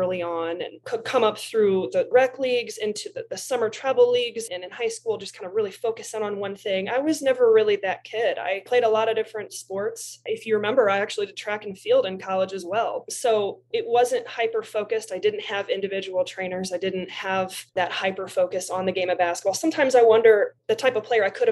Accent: Bloomington, Illinois, United States; also born or lived in Decatur, Illinois; growing up in Central Illinois and originally was born in Decatur, Illinois, moved to Bloomington.

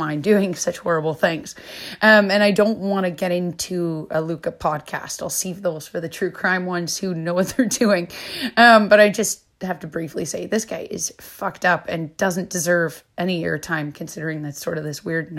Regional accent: Canada; moved away; I'm Canadian

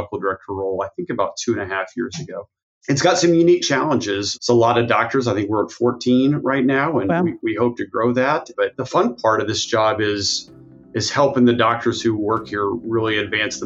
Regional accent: Texas, United States; also born or lived in Albuquerque, New Mexico / Dallas, Texas; I'm from Texas.

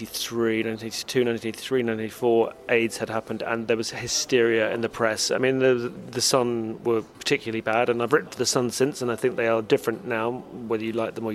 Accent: United Kingdom; my experience growing up in Britain

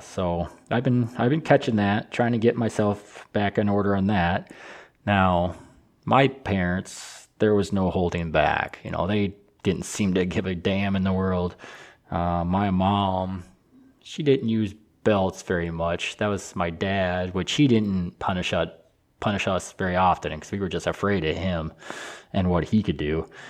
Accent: Michigan, United States; I'm from Michigan

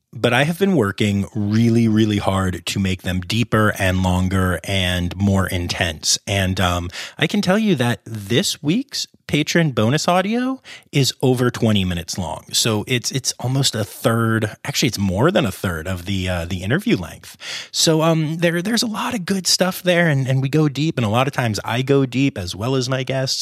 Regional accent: Harrisburg, Pennsylvania, United States; also born or lived in Philadelphia, Pennsylvania; I grew up in the Harrisburg area, and I live down by Philly now.

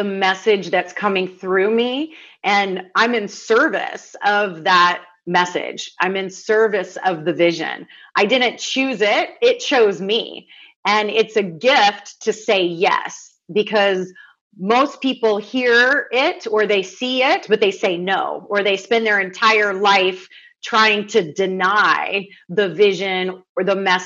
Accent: the South, United States; I grew up in the South where hospitality and kindness is an art form.

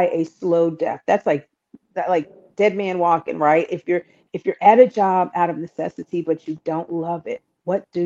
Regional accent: New York, United States; moved away as an adult; also born or lived in Philadelphia, Pennsylvania; now in Jacksonville, United States; I grew up in New York, and I went to college in Philadelphia.

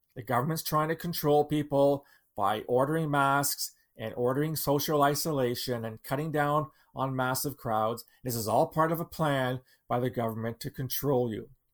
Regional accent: London, Ontario, Canada; my hometown in London, Ontario

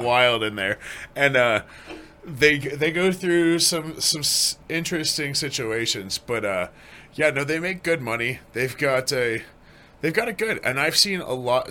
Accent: Greenwood Village, Colorado, United States; born and raised in Colorado.

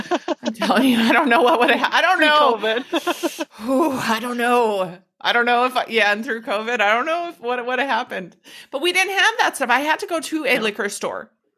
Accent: Minneapolis, Minnesota, United States; born there; I was fucking born in Minneapolis. Minnesotans, I swear to God, I cannot explain it. Like, we visually are Minnesotans.

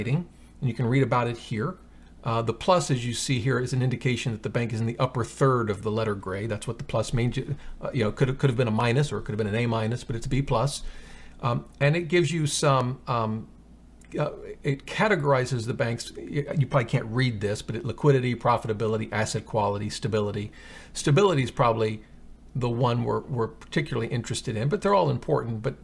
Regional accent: Virginia, United States; This is in actually in my home state, Tappahannock, Virginia.

